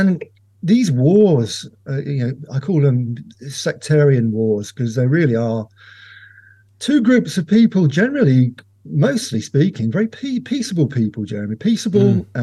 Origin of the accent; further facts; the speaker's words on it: Ireland; As an Irishman